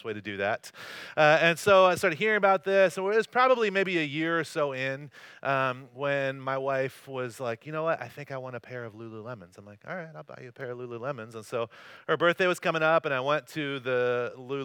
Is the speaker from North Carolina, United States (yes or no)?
yes; North Carolina, United States; moved away as an adult; also born or lived in Corona, California; now in Costa Mesa, United States; I grew up in North Carolina, and I lived in Corona for a little while after